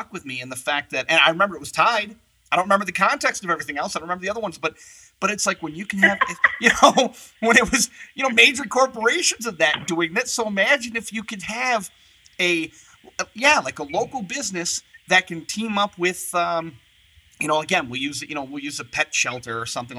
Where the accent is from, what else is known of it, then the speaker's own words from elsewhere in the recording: Michigan, United States; moved away; I'm from the Michigan, mid-Michigan area